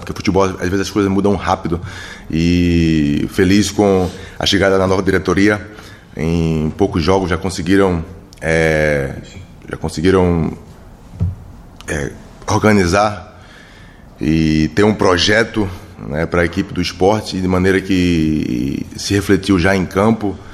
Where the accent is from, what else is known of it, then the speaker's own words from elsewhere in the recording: Recife, Pernambuco, Brazil; moved away; also born or lived in São Paulo; eu saí de Recife